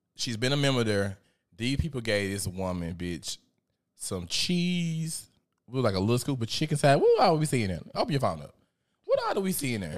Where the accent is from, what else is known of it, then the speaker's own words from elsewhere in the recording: Memphis, Tennessee, United States; I'm from Memphis